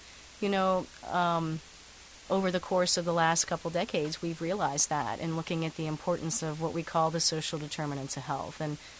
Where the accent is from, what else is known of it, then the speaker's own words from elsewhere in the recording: Appalachia, United States; growing up in Appalachia and seeing this, the beautiful landscape that we have